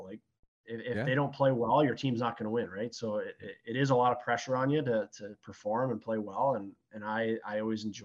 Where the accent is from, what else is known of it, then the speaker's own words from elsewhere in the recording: Sarnia, Ontario, Canada; moved away as an adult; also born or lived in Petrolia, Ontario; now in Windsor, Canada; I grew up in Sarnia, Ontario.